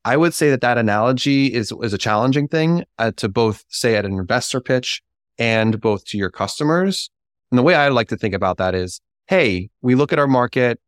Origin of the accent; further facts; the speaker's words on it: Pittsburgh, Pennsylvania, United States; I am from Pittsburgh